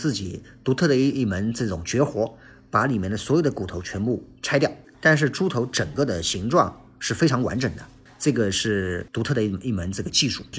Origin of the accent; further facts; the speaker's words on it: Yangzhou, Jiangsu, China; 那么平时我们扬州人实际上是一大早是吃什么？吃干拌面。